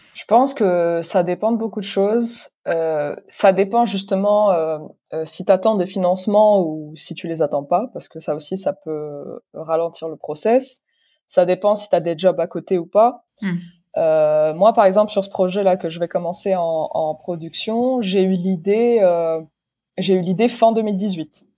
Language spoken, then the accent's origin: French; Morocco; moved away as an adult; also born or lived in London; now in France; je suis née, j'ai grandi au Maroc